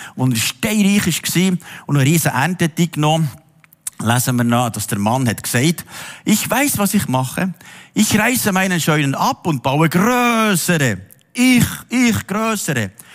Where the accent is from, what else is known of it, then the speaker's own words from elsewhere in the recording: Switzerland; uns Schweizer